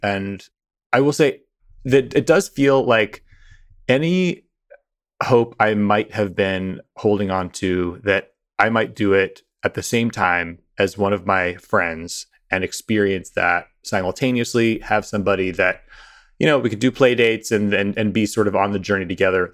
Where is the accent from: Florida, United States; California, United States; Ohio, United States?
Ohio, United States; near Pike County, southern; moved away; the part of Ohio that I am from, which is the hillbilly elegy part of Ohio